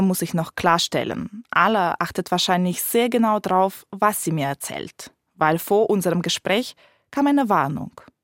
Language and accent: German; Ukraine; moved away; Da, wo ich herkomme, in der Ukraine